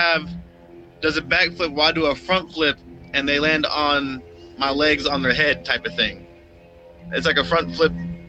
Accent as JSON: {"language": "English", "town": "Las Vegas", "region": "Nevada", "country": "United States", "tie": "born or raised there", "said": "born and raised in Vegas."}